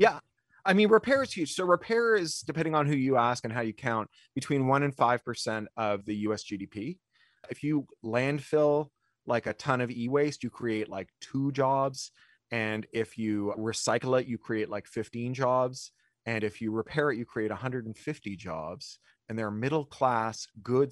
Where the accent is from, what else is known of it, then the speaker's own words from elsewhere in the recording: Ontario, Canada; I grew up in Ontario